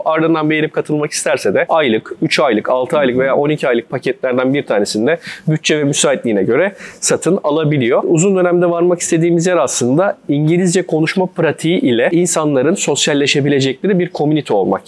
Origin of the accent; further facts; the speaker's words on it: İzmir, Turkey; moved away as an adult; also born or lived in Istanbul; 94 İzmir doğumluyum. Üniversite eğitimine kadar ilkokul, ortaokul, lise eğitimimi İzmir'de aldım.